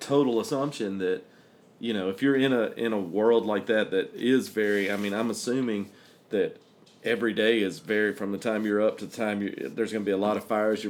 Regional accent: Alabama, United States; also born or lived in Ohio / New Mexico; now in Georgia, United States; And I'm originally from Alabama

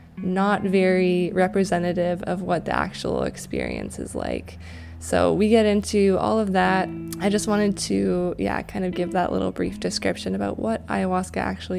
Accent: Canada; you're from the UK, I'm from Canada, and we didn't exactly grow up in that sort of circumstance.

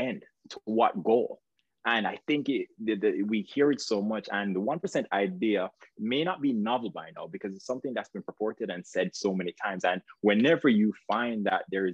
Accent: Jamaica; moved away as an adult; now in United States; you might hear an accent. You're not mistaken. I am Jamaican. So where I came here to the United States, pursuing a dream

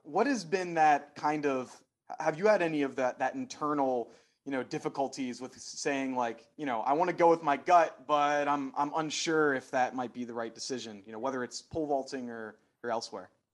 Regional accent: Philadelphia, Pennsylvania, United States; I'm from Philadelphia

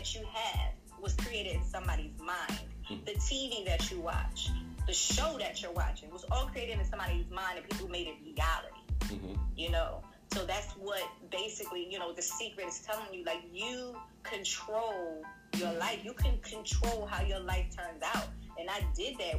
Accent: Philadelphia, Pennsylvania, United States; I'm from Philly.

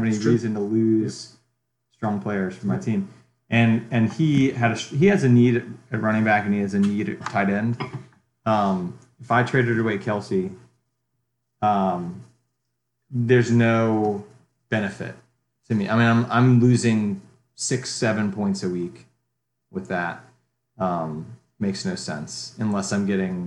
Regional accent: Charlottesville, Virginia, United States; I grew up in Charlottesville

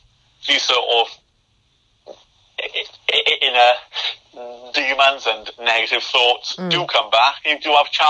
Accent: United Kingdom; us as being British

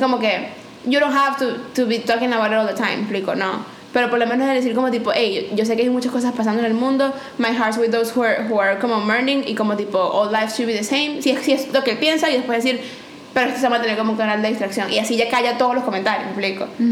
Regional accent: Venezuela; moved away; en mi tierra

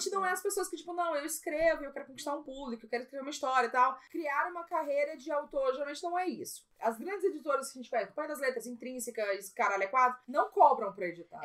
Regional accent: Maranhão, Brazil; como nordestina, como alguém do Maranhão, como alguém que tem o sotaque que eu tenho

